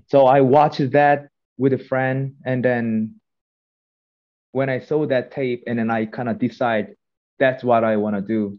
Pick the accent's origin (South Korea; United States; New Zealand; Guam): South Korea; Jeonju, North Jeolla; English is a second language; moved away as an adult; now in Vancouver, Canada; so my hometown is uh called Jeonju, which is three hours far from